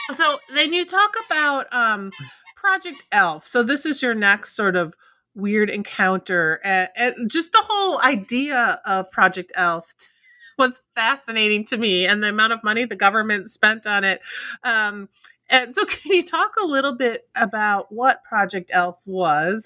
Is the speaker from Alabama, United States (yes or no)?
no; Minnesota, United States; I grew up in Minnesota, so this one is close to home for me